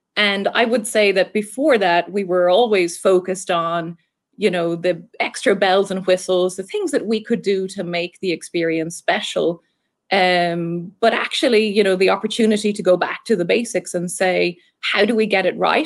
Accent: Ireland; accent: Irish; moved away as an adult; now in Southwest Florida, United States; I'm Irish, um, so hopefully I still have the accent fairly decently.

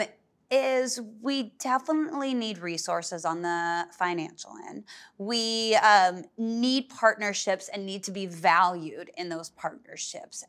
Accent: Berkeley, California, United States; moved away; I grew up in Berkeley, California

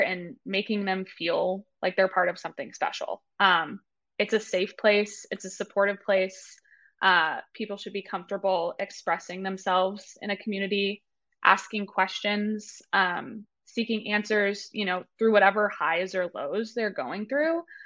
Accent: Marblehead, Massachusetts, United States; moved away as an adult; also born or lived in Maine; I grew up in Massachusetts, little town outside of Boston called uh, Marblehead

